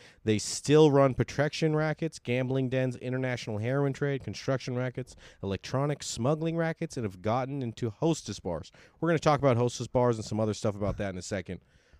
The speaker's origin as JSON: {"language": "English", "country": "United States", "said": "being an American"}